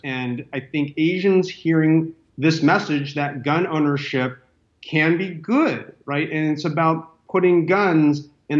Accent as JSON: {"language": "English", "area": "Orange County", "region": "Southern California", "country": "United States", "tie": "born or raised there", "said": "I grew up in Orange County in mm-hmm. Southern California"}